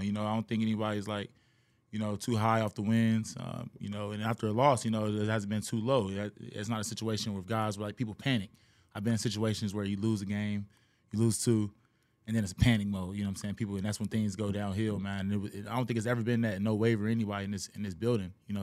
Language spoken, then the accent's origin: English; Cincinnati, Ohio, United States; also born or lived in Kentucky; now in Houston, United States; originally, I'm from Cincinnati